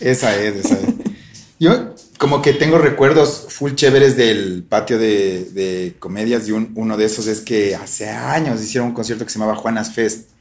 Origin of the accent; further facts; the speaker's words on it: Ambato, Tungurahua, Ecuador; yo soy de Ambato